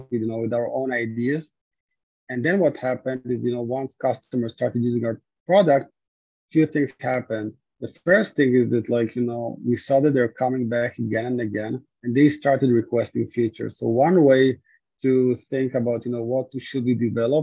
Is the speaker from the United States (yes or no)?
no; Israel; moved away; originally I'm from Israel.